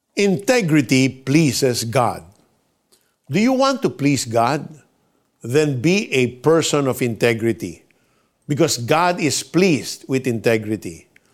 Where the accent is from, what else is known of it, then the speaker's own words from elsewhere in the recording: Philippines; As Filipino citizens